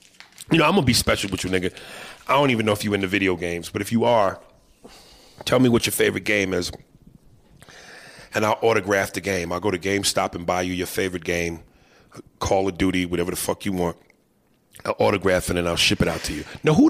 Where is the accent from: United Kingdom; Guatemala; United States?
Guatemala; I'm from Guatemala.